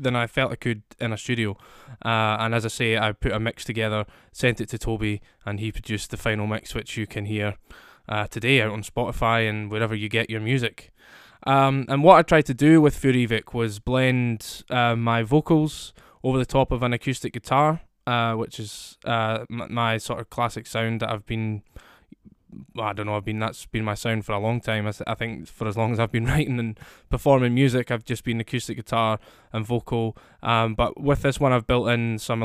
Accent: Scotland, United Kingdom; I'm a singer-songwriter from Scotland, as you can probably hear from my accent

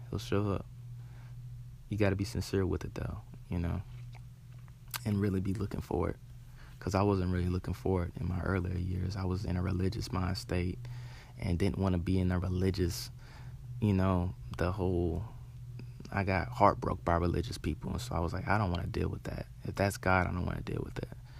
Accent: Charlotte, North Carolina, United States; I'm born and raised in Charlotte

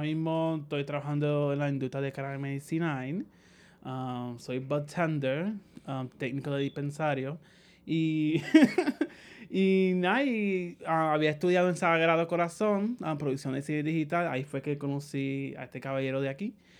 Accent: Puerto Rico; moved away as an adult; also born or lived in New York, United States; now in San Juan, Puerto Rico; yo originalmente me criaron en Sala Grande, pero nací en Estados Unidos, en Nueva York, por pues el acento

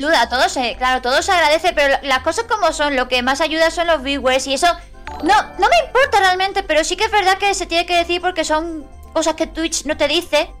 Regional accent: Andalusia, Spain; somos andaluces

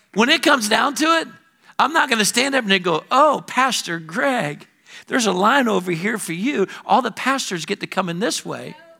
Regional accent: Alabama, United States

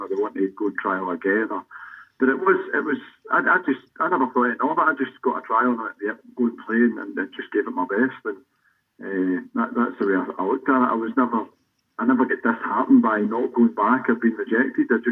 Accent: Erskine, Scotland, United Kingdom; that's where I grew up in Erskine

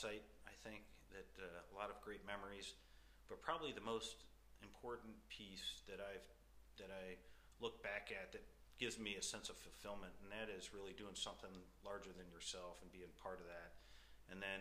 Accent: Orchard Park, New York, United States; I'm from the United States, grew up south of Buffalo, New York, in a place called Orchard Park

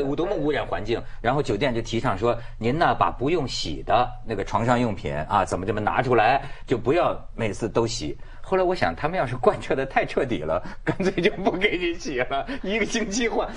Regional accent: Hebei, China; 这香港人跟我们河北人不太一样

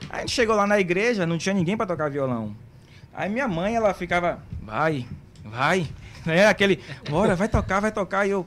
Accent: Santo Amaro, Bahia, Brazil; also born or lived in São Francisco do Conde; mas eu não nasci em Camaçari, eu sou de Santa Amaro. Nasci em Santa Amaro. Morei 11 anos em São Francisco do Conde, num povoadozinho chamado Campinas.

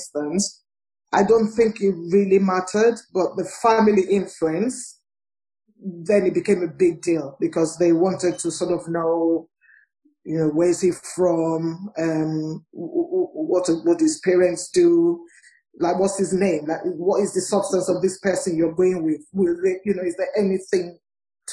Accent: Nigeria; I'm from Nigeria

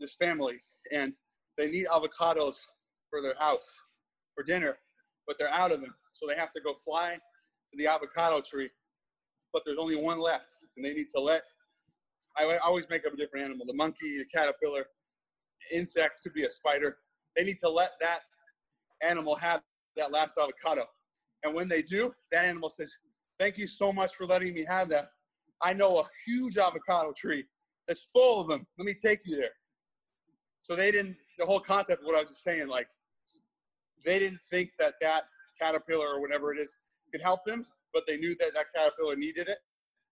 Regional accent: Seattle, Washington, United States; Well, I'm from Seattle.

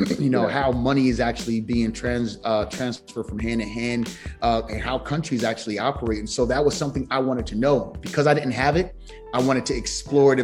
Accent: New Brunswick, New Jersey, United States; I grew up in New Brunswick, New Jersey.

